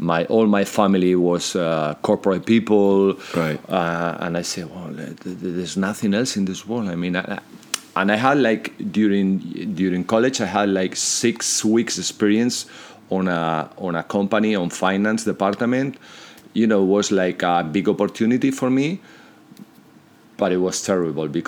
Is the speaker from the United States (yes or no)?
no; Madrid, Community of Madrid, Spain; English is a second language; also born or lived in Santander; No, I was born in Santander